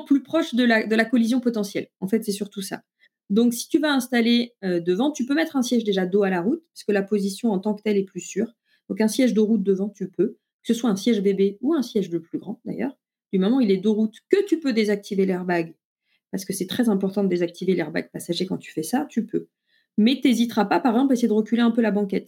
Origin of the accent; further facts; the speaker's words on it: France; chez nous en France